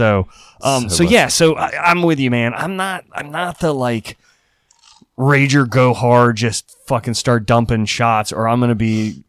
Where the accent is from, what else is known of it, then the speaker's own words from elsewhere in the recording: Eastern Shore, Maryland, United States; also born or lived in Iowa; I grew up on the Eastern Shore. So that's like water.